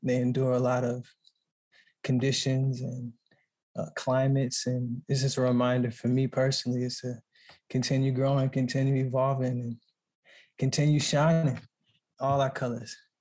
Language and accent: English; Texas, United States; moved away; we grew up in Texas